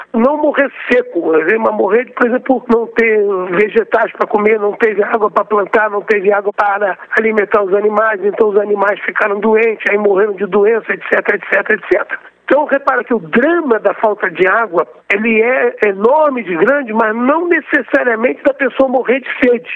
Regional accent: Rio de Janeiro, Brazil; eu sou do Rio de Janeiro

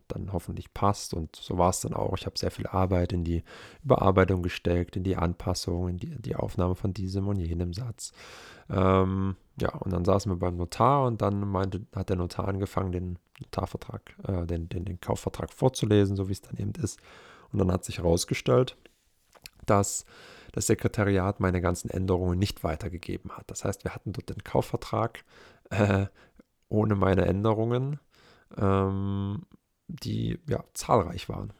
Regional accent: Germany; now in Leipzig, Germany; in meiner wirklichen Heimatstadt, in einer Kleinstadt mit 18.000 Einwohnern

